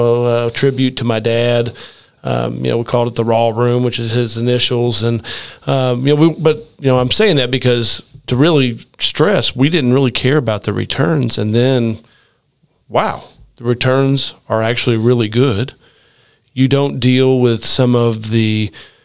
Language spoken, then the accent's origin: English; Rockport, Indiana, United States; my hometown, Rockport, Indiana